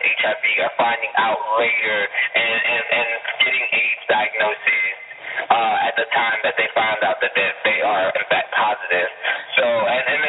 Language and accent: English; United States; I'm an American